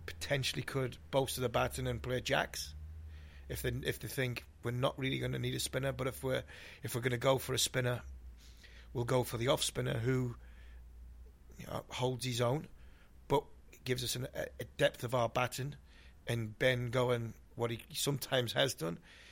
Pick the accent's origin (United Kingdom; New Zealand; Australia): United Kingdom; Ashington, North East England; I'm from Asherton